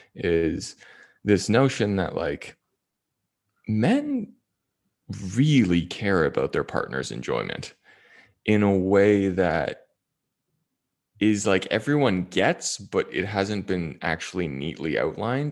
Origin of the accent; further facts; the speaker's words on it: Toronto, Ontario, Canada; moved away as an adult; also born or lived in Las Vegas; Toronto, Ontario